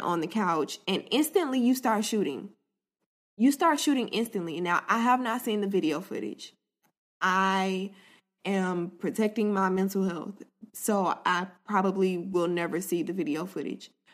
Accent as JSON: {"language": "English", "region": "Florida", "country": "United States", "said": "I'm from Florida, so a lot of times we have, like, loud thunder and storms"}